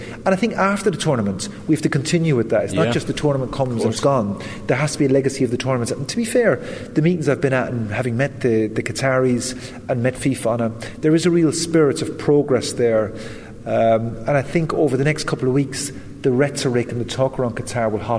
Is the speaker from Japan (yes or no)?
no; west of Ireland, Ireland; having grown up in the west of Ireland